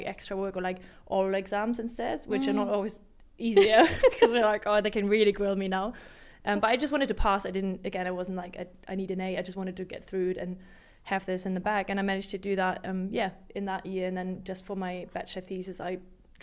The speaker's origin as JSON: {"language": "English", "region": "Hamburg", "country": "Germany", "said": "I was from Hamburg"}